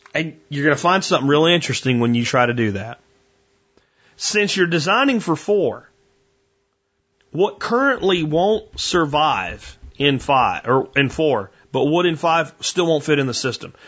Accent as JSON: {"language": "English", "country": "United States", "also_born_or_lived": "North Texas", "said": "I'm an American"}